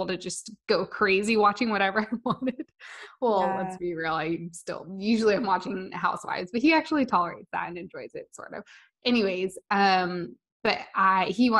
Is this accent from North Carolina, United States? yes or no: no; Las Vegas, Nevada, United States; I grew up in Las Vegas